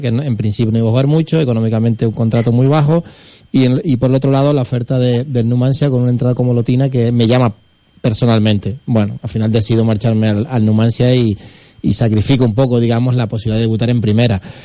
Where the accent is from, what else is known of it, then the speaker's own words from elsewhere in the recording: Buenavista del Norte, Canary Islands, Spain; yo soy de Buenavista, es el pueblo al lado de los hilos